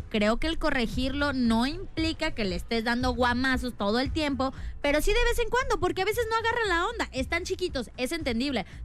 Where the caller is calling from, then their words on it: Guadalajara, Jalisco, Mexico; De aquí de Guadalajara.